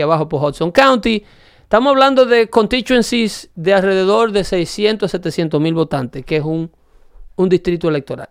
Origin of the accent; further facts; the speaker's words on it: Dominican Republic; moved away; La carretera del pueblo donde yo nací tienen 40 años haciéndola